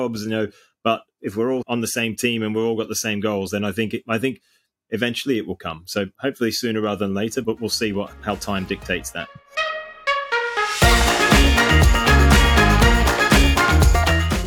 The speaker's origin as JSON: {"language": "English", "country": "Australia", "said": "I'm Australian"}